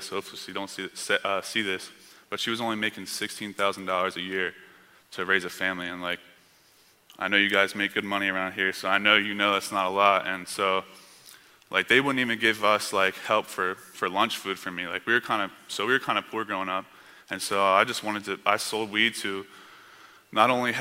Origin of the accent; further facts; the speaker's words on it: near Camden, New Jersey, United States; moved away; I was born in a city called Camden, New Jersey, which at one time was one of the most dangerous cities in America and also the most poverty-stricken area in America. And so I grew up about 10, 15 minutes away from there